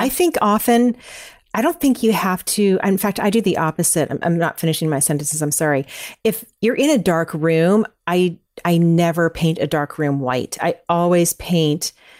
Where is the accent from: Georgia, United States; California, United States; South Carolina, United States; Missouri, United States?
California, United States; I grew up in Northern California, everyone used this one decorator in this little town that I grew up in, and she specialized in painted floors.